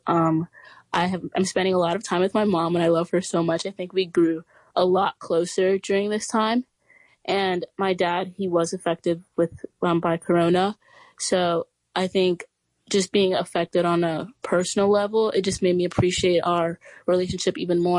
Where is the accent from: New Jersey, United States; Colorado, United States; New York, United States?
New York, United States; New York City; I'm from Brooklyn, New York, and I go to the Chapin School on the Upper East Side.